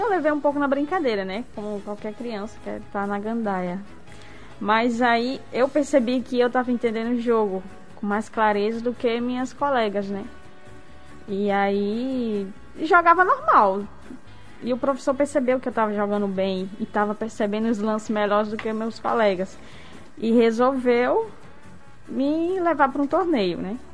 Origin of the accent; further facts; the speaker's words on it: Macaíba, Rio Grande do Norte, Brazil; Sou de Macaíba, do interior de Macaíba